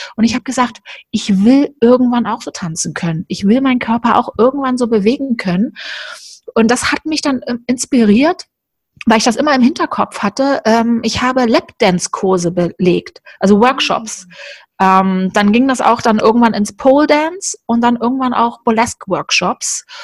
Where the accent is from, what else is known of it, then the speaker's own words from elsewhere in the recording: Berlin, Germany; moved away; also born or lived in Cologne; ich bin ja in Berlin aufgewachsen und dann bin ich dann irgendwann nach Köln gezogen